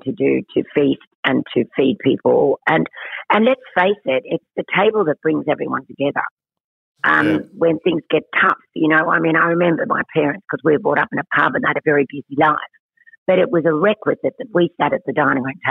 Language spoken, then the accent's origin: English; Cooma, New South Wales, Australia; I was born in Coomer, New South Wales. But my relatives are all really country people. So I was also brought up in the country.